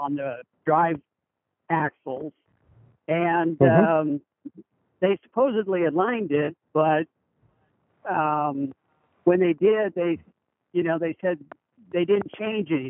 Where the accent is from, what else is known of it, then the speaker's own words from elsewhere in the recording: Medford, Oregon, United States; Medford, Oregon